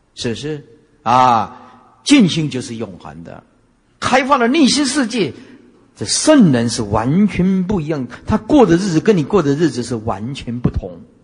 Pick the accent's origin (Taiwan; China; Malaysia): Taiwan; 我们台湾话叫跨话卡丘啊